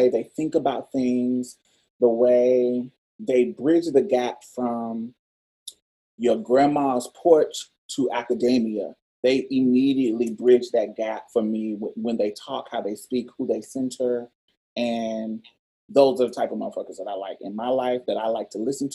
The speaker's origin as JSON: {"language": "English", "town": "Indianapolis", "region": "Indiana", "country": "United States", "moved": "yes", "lives_now": "Houston, United States", "said": "I'm from Indianapolis, but all my folks is from Mississippi. I was raised by Southern Mississippi country-ass folks, Louisiana too."}